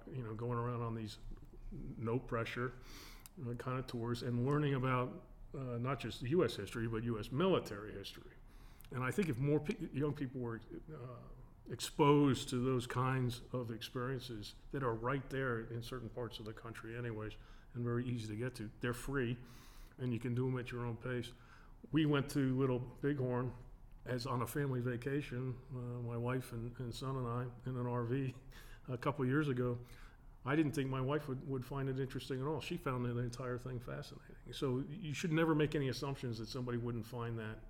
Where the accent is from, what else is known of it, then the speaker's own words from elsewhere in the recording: Northern Virginia, United States; We grew up, our family, five boys, and my dad, and mom, we grew up in Northern Virginia.